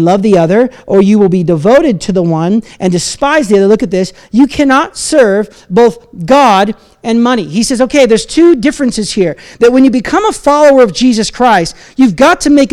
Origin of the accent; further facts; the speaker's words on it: United States; now in Canada; as an American